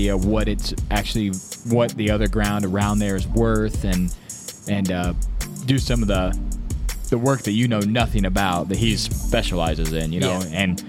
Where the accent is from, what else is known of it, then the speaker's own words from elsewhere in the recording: Louisiana, United States; well, I'm from Louisiana, you know, I can't relate to Midwest guys buying land